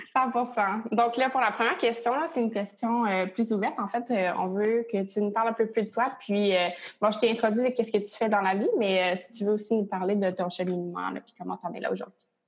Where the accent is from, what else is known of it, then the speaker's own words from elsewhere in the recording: Drummondville, Quebec, Canada; now in Montreal, Canada; moi et Lina, on vient les deux de Drummondville